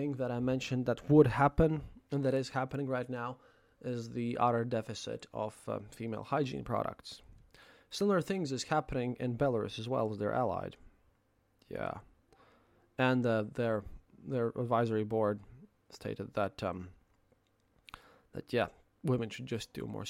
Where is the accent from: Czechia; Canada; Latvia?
Latvia; my home country of Latvia